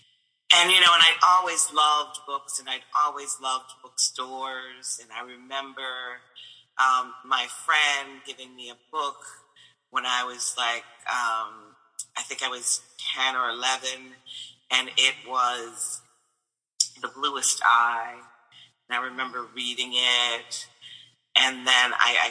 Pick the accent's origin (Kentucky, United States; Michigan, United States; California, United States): Michigan, United States; Flint; moved away as an adult; also born or lived in New York; I came from Michigan